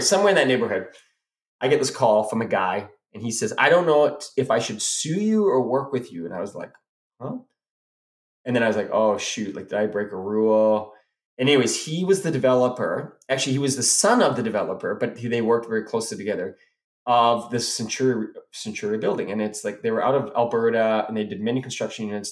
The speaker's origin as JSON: {"language": "English", "country": "South Africa", "moved": "yes", "said": "I went back to Africa, and because that's where we're from. We we're immigrated from South Africa"}